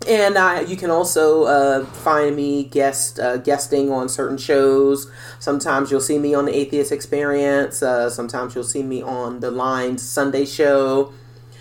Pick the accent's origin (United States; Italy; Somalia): United States; New York City, New York; now in Atlanta, United States; the New York City area, my hometown